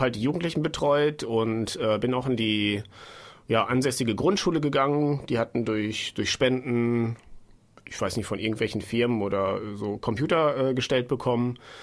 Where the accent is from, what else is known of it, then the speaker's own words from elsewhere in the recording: Bad Rothenfelde, Lower Saxony, Germany; moved away as an adult; also born or lived in Bielefeld; now in Munich, Germany; Ich komme auch eigentlich aus der Nähe von Osnabrück